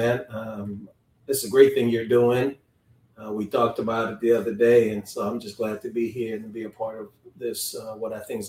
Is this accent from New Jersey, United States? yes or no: yes; Paterson, New Jersey, United States; moved away as an adult; also born or lived in Kingston, Jamaica / Houston, Texas; I was actually born in Kingston, Jamaica. Most people don't know I'm a naturalized citizen. And I came here in 1970, actually to New Jersey. And so I grew up in New Jersey, went to public school in New Jersey, public school number 15.